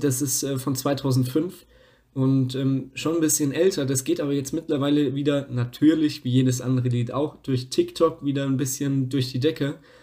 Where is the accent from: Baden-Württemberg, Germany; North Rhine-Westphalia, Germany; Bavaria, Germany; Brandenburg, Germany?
Bavaria, Germany; Lower Franconia; aus Unterfranken, wo ich herkomme, aus dem nördlichsten Teil von Bayern